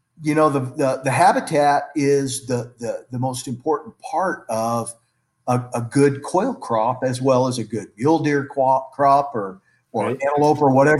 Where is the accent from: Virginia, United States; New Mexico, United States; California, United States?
New Mexico, United States; Alamogordo; also born or lived in Santa Fe, New Mexico; I've lived in New Mexico all my life, was born and raised here, a place called Alamogordo, New Mexico, at the base of the Sacramento Mountains